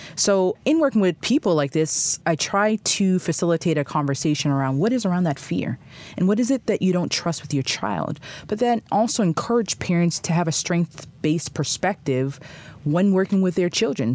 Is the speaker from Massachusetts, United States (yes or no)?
yes; Boston, Massachusetts, United States; moved away as an adult; also born or lived in Haiti (ancestry); now in Chicago, United States; I'm from the Boston area